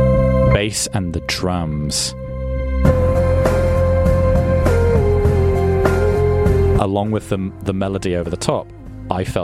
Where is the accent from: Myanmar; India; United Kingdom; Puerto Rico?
United Kingdom; England; I'm from England